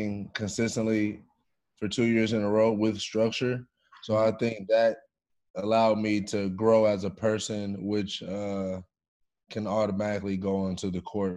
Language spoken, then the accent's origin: English; Inglewood, California, United States; growing up in Inglewood, low income housing